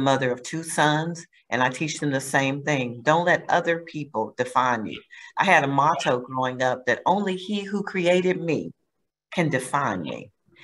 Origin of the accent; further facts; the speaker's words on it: Heidelberg, Baden-Württemberg, Germany; born there; So growing up, we traveled a lot. I was born in Heidelberg, West Germany.